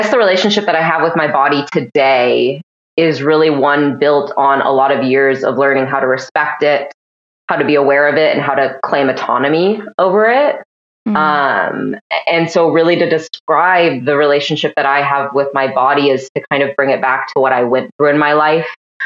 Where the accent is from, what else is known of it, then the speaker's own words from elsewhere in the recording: Washington, United States; moved away as an adult; now in Canada; I'm originally from Washington State